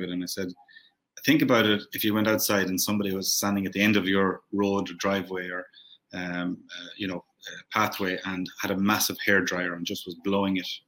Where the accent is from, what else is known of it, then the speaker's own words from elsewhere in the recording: Ireland; moved away as an adult; now in Qatar; I'm still Irish